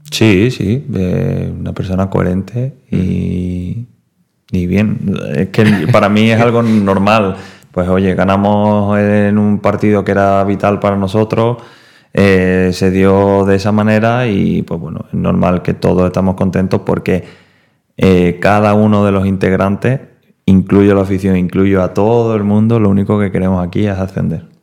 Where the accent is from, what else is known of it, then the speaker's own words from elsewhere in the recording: Seville, Andalusia, Spain; soy sevillano, no ah, sevillista.